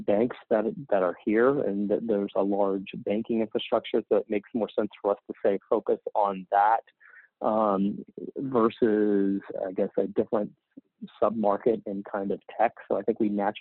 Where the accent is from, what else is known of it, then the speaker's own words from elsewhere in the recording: the South, United States; now in Charlotte, United States; I grew up in the South.